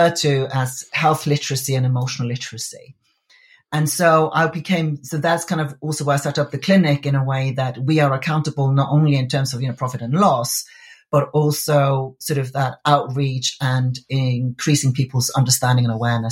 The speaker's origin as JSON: {"language": "English", "country": "Iceland", "moved": "yes", "said": "I come from Iceland originally. It's a very small country."}